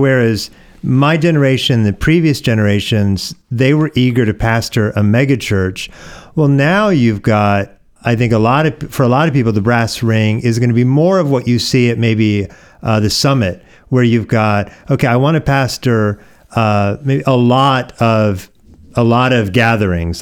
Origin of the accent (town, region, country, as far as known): Oregon, United States; born or raised there; moved away; also born or lived in Hawaii